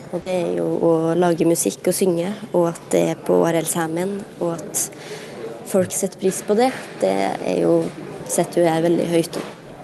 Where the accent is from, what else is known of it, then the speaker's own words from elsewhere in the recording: Elgå, Innlandet, Norway; first language Southern Sami; Norwegian is a second language; min mor satte i gang det her språkrevitaliseringsprosjektet i Elgå